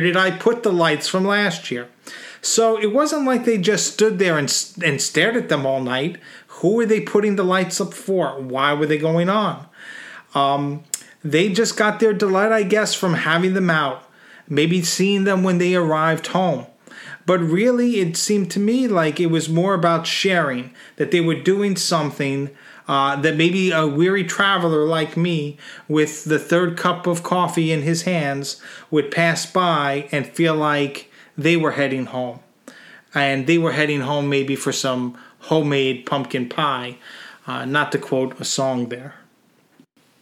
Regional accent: Northeast, United States; being an American from the northeast of the country

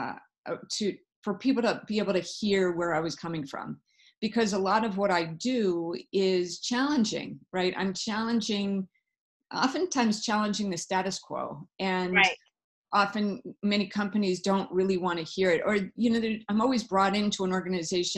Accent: South Africa; moved away; I was born in Africa, so that may have had something to do with it in South Africa.

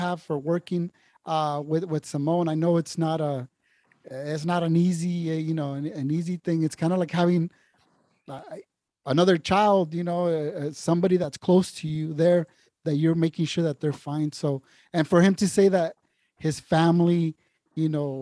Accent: San Diego, California, United States; San Diego, this is my hometown

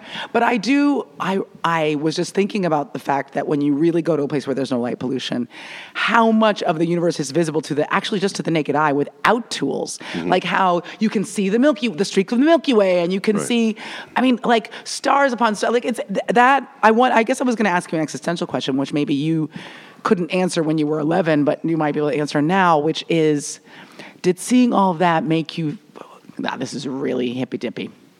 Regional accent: San Francisco, California, United States; I'm from San Francisco.

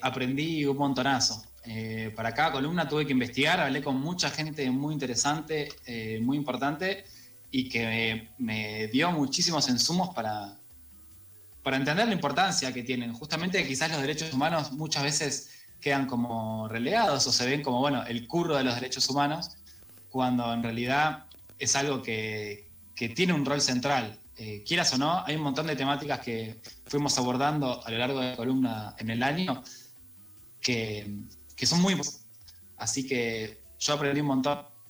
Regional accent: Argentina; como argentinas

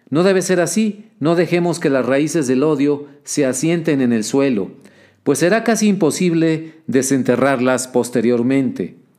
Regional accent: Mexico; Yo como observador mexicano me lleno de pesadumbre al observar cómo, a lo largo de los años recientes, por lo menos desde una década atrás, la vida pública estadounidense

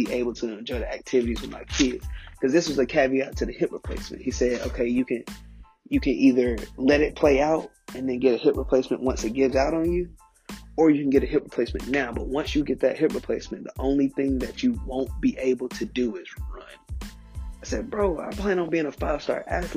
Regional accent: Charlotte, North Carolina, United States; originally I'm from Charlotte, North Carolina.

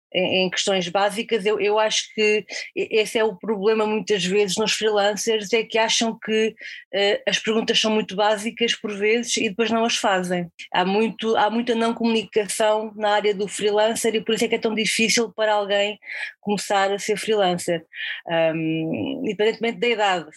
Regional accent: near Coimbra, Centro, Portugal; moved away as an adult; also born or lived in Guarda; Eu não sou de Lisboa, eu sou de, de, de perto de Coimbra

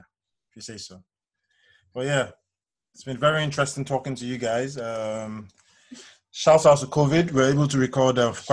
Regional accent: Nigeria; Growing up as a regular child in Nigeria

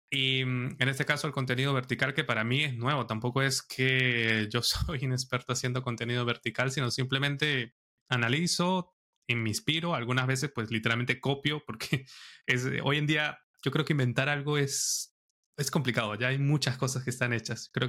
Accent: San Cristóbal, Táchira, Venezuela; now in Madrid, Spain; Yo soy de San Cristóbal, del estado Táchira. Es una ciudad, bueno, el que conoce Venezuela es frontera con Colombia.

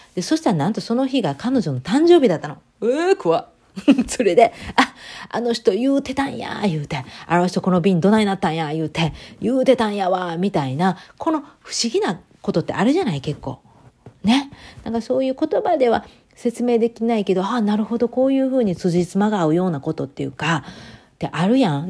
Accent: Japan; now in United States; 日本人で生まれて

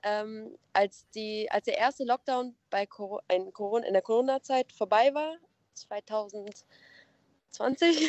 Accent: Nettetal, North Rhine-Westphalia, Germany; ich bin 20 Jahre alt und komme aus Nettetal. Das ist in der Nähe von ähm, Krefeld und Mönchengladbach

